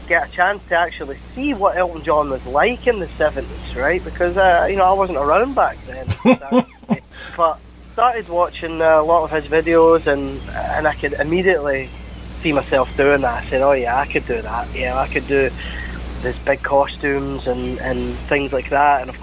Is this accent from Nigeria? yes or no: no; Glasgow, Scotland, United Kingdom; accent: Scottish; now in Clearwater, United States; I'm from Glasgow.